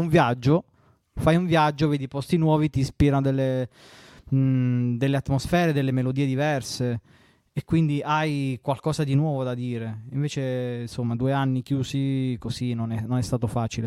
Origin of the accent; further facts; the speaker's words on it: Southern Italy, Italy; accent: southern Italian; io non ho una pronuncia da madrelingua inglese e nemmeno da madrelingua italiano perché sono terrone